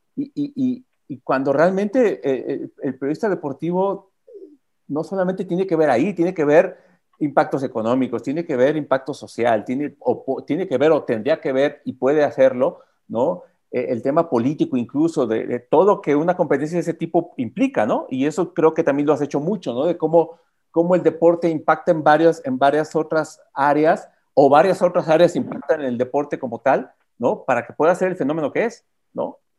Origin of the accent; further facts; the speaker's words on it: Mexico; uno como, como mexicano, como prensa deportiva mexicano